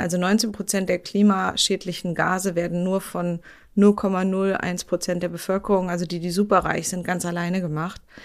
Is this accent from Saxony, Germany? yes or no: no; Berlin, Germany; Ich wohne ja in Berlin, ich bin Berlinerin